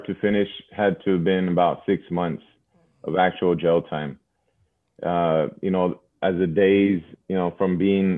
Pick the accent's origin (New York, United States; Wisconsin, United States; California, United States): California, United States; Los Angeles; I grew up in Sun Valley for the better part of 20 years